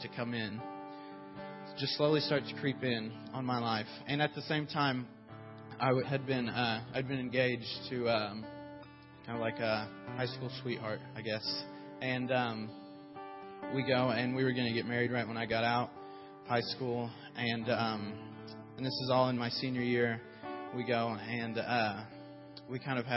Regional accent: Muskogee, Oklahoma, United States; moved away as an adult; I'm from Muskogee, Oklahoma.

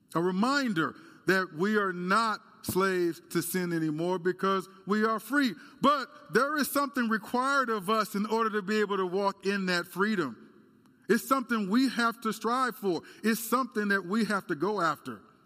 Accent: United States; As Americans

